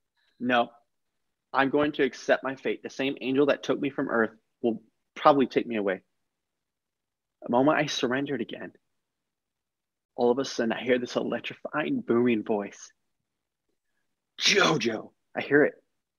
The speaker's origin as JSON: {"language": "English", "region": "Texas", "country": "United States", "tie": "born there", "said": "My life started in 1995 when I was born in Texas."}